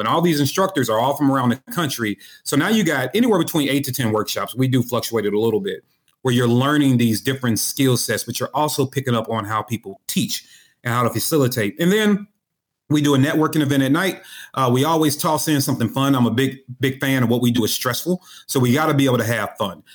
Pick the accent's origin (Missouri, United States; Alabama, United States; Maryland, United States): Missouri, United States; St. Louis; I'm from Saint Louis, Missouri.